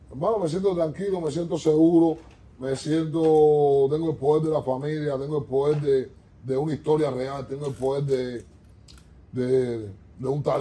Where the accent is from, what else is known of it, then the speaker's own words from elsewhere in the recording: Guanajuato, Mexico; Yo vengo de la secundaria, yo vengo de Guanajuato, yo vengo de, de, yo vengo del parque.